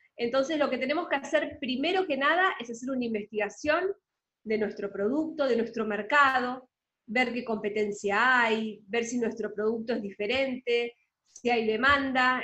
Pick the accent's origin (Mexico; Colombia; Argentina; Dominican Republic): Argentina; accent: Argentine; moved away as an adult; now in Panama; soy argentina, por lo que muchos se habrán dado cuenta por el acento, pero vivo en Panamá hace casi 10 años